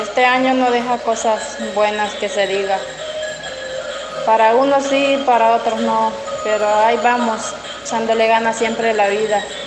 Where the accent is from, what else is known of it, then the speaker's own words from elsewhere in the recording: Lislique, La Unión, El Salvador; yo soy de Lilique, de Terrero.